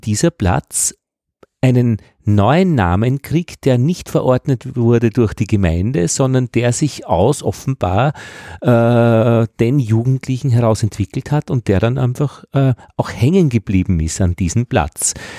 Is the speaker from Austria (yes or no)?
yes; Braunau am Inn, Upper Austria, Austria; moved away; also born or lived in Altheim, Upper Austria; ich komme aus Braunau